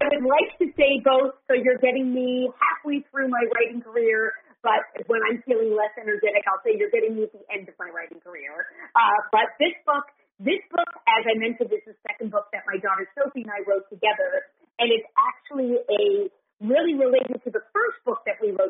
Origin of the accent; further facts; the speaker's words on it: New York City, New York, United States; I grew up in New York City